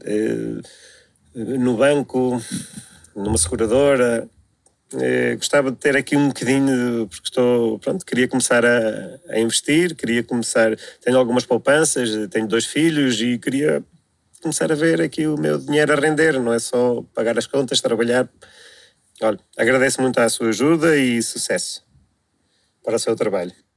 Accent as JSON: {"language": "Portuguese", "area": "Coimbra area", "region": "Centro", "country": "Portugal", "said": "sou daqui da zona de Coimbra"}